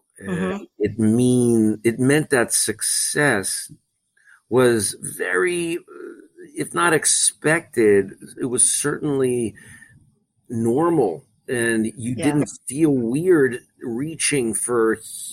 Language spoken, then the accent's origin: English; Beverly Hills, California, United States; moved away as an adult; also born or lived in Connecticut; I loved growing up in Beverly Hills